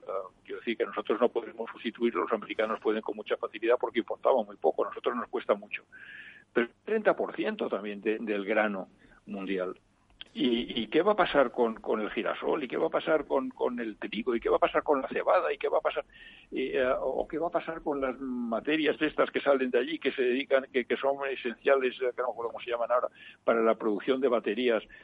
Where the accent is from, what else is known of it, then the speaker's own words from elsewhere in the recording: Mallorca, Balearic Islands, Spain; also born or lived in Valldemossa; yo soy mallorquín.